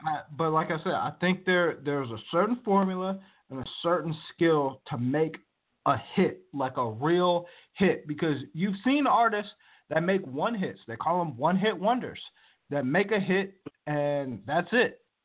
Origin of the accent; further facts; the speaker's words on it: Virginia, United States; now in Moreno Valley, United States; I grew up on the East Coast, was uh, born and raised in Virginia my whole life